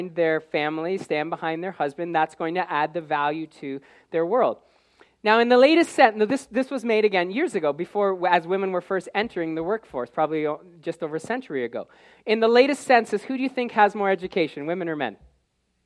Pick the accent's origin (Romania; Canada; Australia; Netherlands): Canada; the education and experience that I may have received growing up in Canada